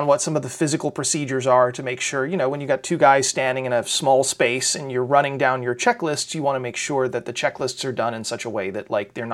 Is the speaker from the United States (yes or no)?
yes; Houston, Texas, United States; growing up in Southeast Houston, which is where the Johnson Space Center is, that's where I grew up, in the, you know, League City area down here